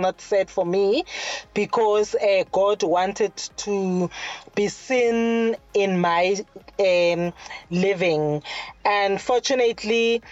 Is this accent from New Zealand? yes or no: no; Katlehong, Gauteng, South Africa; I was born in Katlehong in the East Rand, Egurulweni. Yeah. And I was brought up by a single parent.